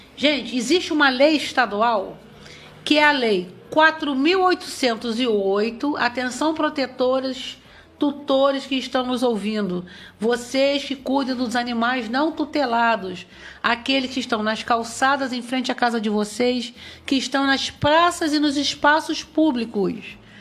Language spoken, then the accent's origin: Portuguese; Barra do Piraí, Rio de Janeiro, Brazil; moved away as an adult; now in São João de Meriti, Brazil; eu estou aqui há 25 anos, eu sou de Barra do Piraí